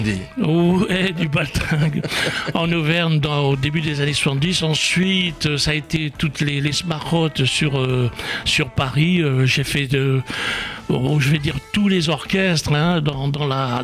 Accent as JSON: {"language": "French", "town": "Oran", "region": "Oran Province", "country": "Algeria", "tie": "born or raised there", "said": "quand j'étais gamin euh, en Algérie, à Oran"}